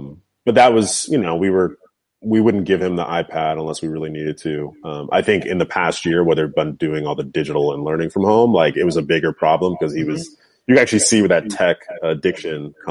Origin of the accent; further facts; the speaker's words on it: New England, United States; also born or lived in New York; now in Los Angeles, United States; I grew up in New England